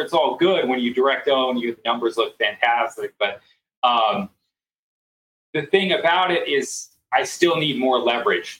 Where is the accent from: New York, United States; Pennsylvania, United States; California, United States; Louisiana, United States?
California, United States; San Francisco; now in Colorado Springs, United States; my hometown, San Francisco